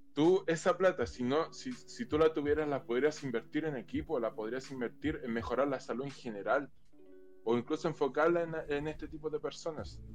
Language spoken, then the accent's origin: Spanish; Chile; como chileno